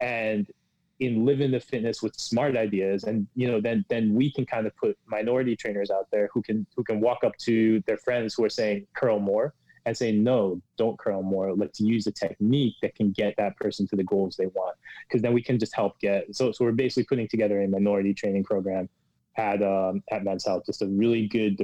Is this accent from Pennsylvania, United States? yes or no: yes; Pennsylvania, United States; now in New York, United States; I grew up in Pennsylvania